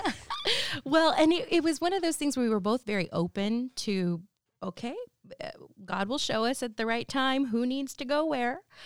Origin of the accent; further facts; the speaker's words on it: San Jose, California, United States; moved away as an adult; now in Santa Rosa, United States; I was born and raised in San Jose, so the South Bay, uh, which is different from up here. But basically, I spent my whole childhood, young adulthood in San Jose